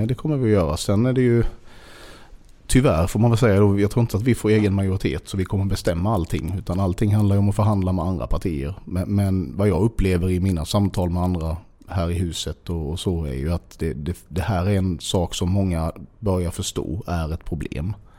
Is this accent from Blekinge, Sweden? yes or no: yes; Sölvesborg, Blekinge, Sweden; also born or lived in Bromölla; jag är uppväxt i Sölvesborg